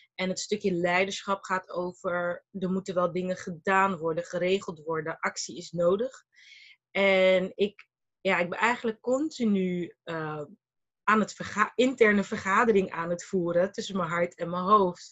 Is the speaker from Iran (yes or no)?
no; Rotterdam, South Holland, Netherlands; also born or lived in Malaga / Brussels / Abu Dhabi; Ik ben geboren en getogen in Rotterdam.